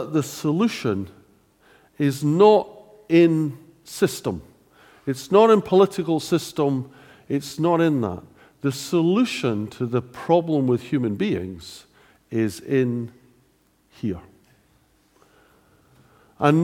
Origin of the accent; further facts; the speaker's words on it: Scotland, United Kingdom; being Scottish